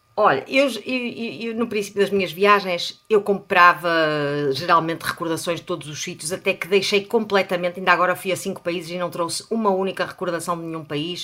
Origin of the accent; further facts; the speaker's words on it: Portugal; nós somos portugueses